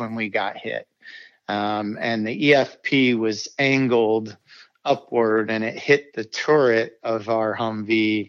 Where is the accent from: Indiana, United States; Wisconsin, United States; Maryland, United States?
Indiana, United States; South Bend; I'm from South Bend, Indiana.